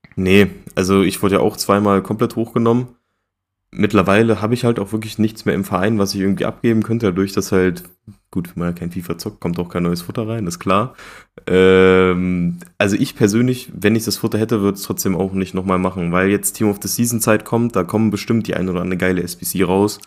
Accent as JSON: {"language": "German", "country": "Germany", "said": "als Deutscher"}